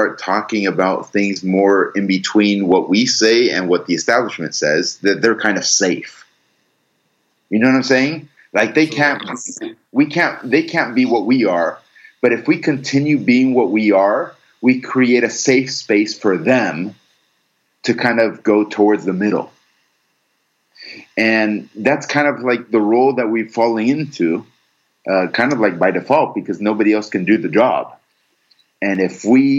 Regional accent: United States; I was born and raised here in the United States. I am full American.

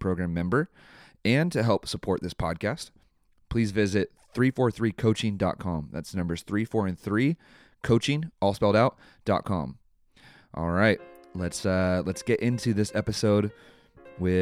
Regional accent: San Mateo, California, United States; moved away; I'm originally from San Mateo. So I was born in San Mateo Hospital.

